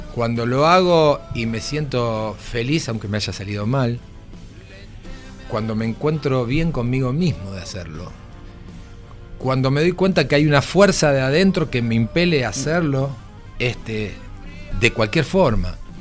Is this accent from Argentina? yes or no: yes; Argentina; moved away; Soy argentino.